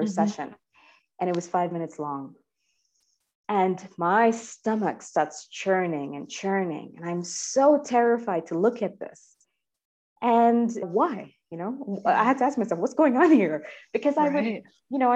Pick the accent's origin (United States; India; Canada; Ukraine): India; moved away; as Indian